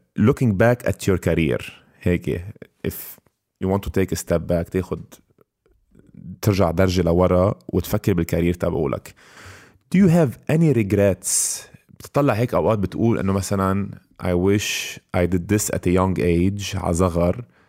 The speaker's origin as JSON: {"language": "Arabic", "country": "Lebanon"}